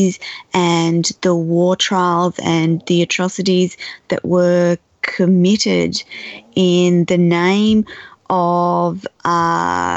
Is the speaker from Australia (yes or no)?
yes; Australia; I'm Australian